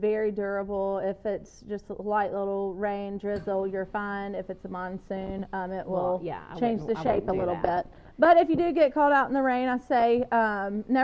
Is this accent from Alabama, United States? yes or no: no; Mississippi, United States; moved away as an adult; also born or lived in Wyoming; move back to my hometown where I never thought I'd live